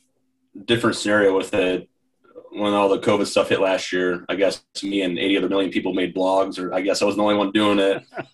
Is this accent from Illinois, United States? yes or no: yes; South Suburbs, Illinois, United States; I grew up in the South Suburbs.